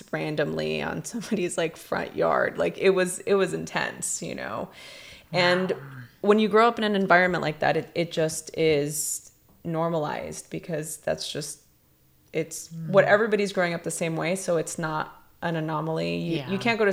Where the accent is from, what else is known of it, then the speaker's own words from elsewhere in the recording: Los Angeles, California, United States; growing up in East LA during a very chaotic time in the history of Los Angeles, during the LA riots, first gen Mexican American